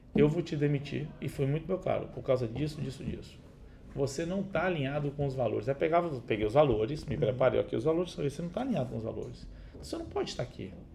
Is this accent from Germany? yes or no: no; Itabuna, Bahia, Brazil; also born or lived in Uberlândia; now in Vitória, Brazil; Eu nasci em Itabuna